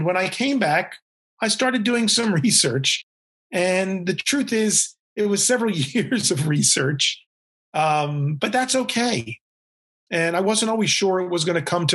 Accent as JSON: {"language": "English", "town": "Baltimore", "region": "Maryland", "country": "United States", "tie": "born or raised there", "moved": "as an adult", "lives_now": "New York City, United States", "said": "I had a tremendous childhood in Baltimore, Maryland."}